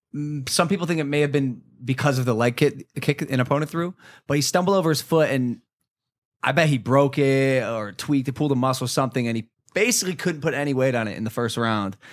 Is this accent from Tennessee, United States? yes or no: no; Ohio, United States; moved away; a dude who was, like, born and raised in Ohio